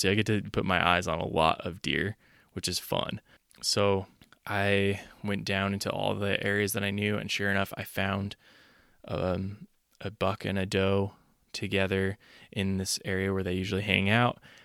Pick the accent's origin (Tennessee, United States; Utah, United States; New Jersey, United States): Utah, United States; I'm from Utah